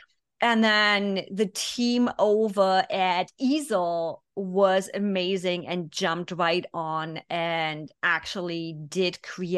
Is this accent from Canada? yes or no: no; Germany; English is a second language; moved away as an adult; 24 years, born and raised in Germany.